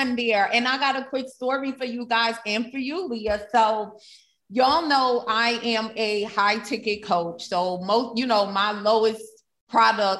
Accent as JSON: {"language": "English", "town": "New York City", "region": "New York", "country": "United States", "said": "I'm from Brooklyn. I'm a city girl at heart"}